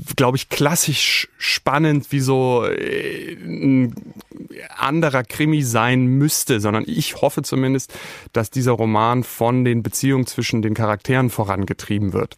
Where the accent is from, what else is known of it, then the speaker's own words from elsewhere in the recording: Germany; ich komme aus Deutschland